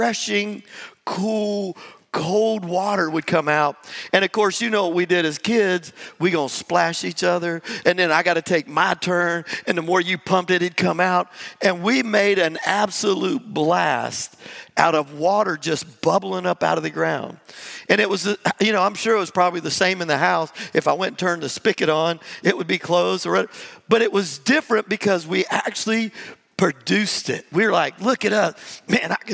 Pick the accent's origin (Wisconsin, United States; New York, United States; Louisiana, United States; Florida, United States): Florida, United States; Jacksonville; moved away; I grew up in Jacksonville, Florida, right there on Highway 17.